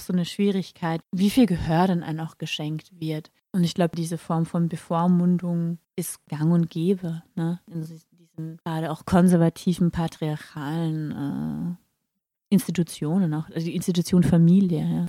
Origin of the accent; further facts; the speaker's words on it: Carinthia, Austria; als junger Mensch, ich, äh, ich bin in Kärnten geboren